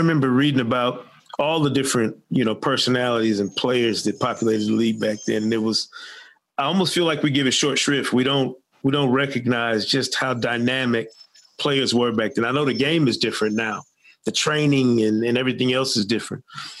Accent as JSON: {"language": "English", "region": "Michigan", "country": "United States", "tie": "born or raised there", "said": "growing up in Michigan"}